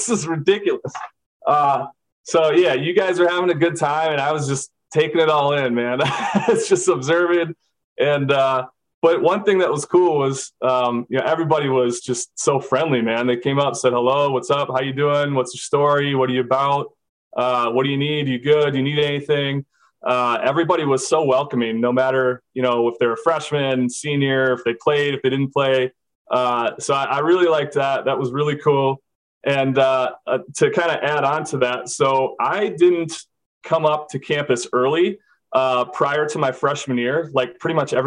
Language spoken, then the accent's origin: English; Minnesota, United States; moved away as an adult; I'm from Minnesota. I play quarterback